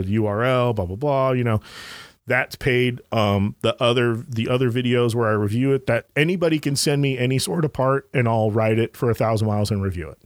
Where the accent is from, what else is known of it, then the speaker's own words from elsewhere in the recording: Anaheim, California, United States; I grew up in Anaheim, California